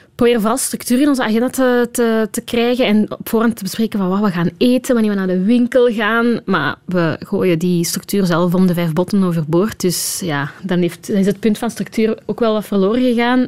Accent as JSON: {"language": "Dutch", "region": "Flanders", "country": "Belgium", "moved": "as an adult", "lives_now": "Brussels, Belgium", "said": "als Vlaming"}